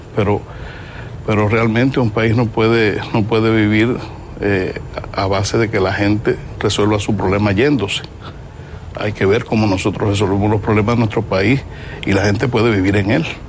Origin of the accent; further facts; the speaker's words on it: Cuba; yo como cubano